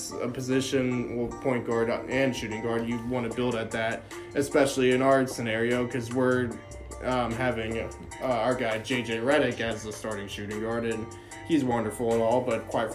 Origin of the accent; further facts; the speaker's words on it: Pennsylvania, United States; my hometown team